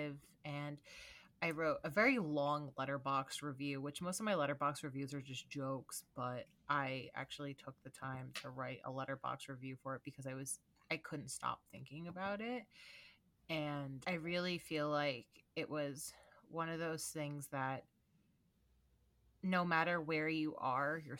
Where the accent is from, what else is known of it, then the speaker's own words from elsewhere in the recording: United States; I'm too American